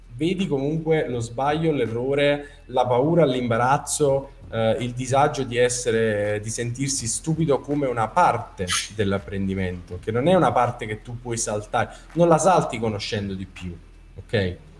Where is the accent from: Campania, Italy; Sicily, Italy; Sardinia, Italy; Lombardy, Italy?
Campania, Italy; Capua; also born or lived in Naples; Sono a Capua, eh, la mia città natale, dove ho vissuto per la maggior parte della mia vita